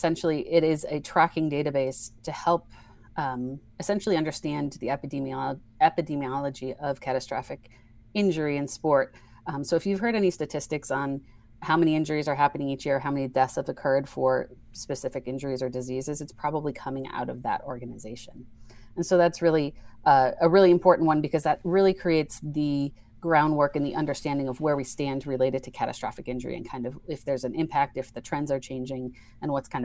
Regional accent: New York, United States; moved away as an adult; also born or lived in Pittsburgh, Pennsylvania; now in Connecticut, United States; Originally I'm from New York

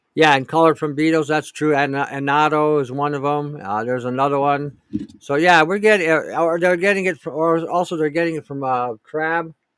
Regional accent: Canada

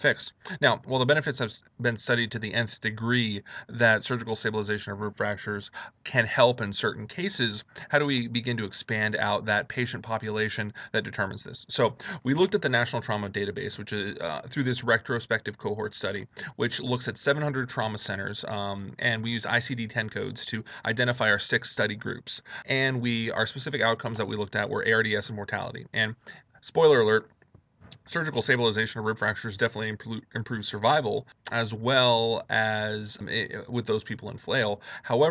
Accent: Miami, Florida, United States; moved away as an adult; also born or lived in New Orleans, Louisiana; now in Chicago, United States; I am originally from Miami, Florida

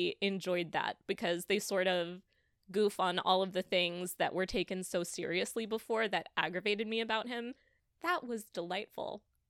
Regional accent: Texas, United States; As a Texan

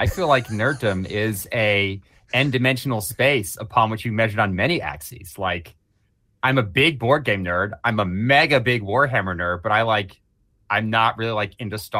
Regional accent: United States; moved away as an adult; now in United Kingdom; I've lived here for 2 years, but I'm all about trolling the English. That's fine. I'm still an American.

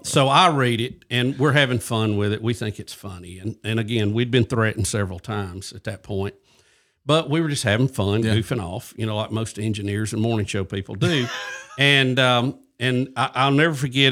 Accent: Jacksonville, Alabama, United States; accent: Southern; I'm originally from Jacksonville, Alabama, and uh, grew up there.

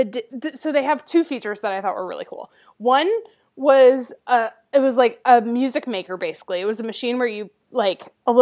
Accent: United States

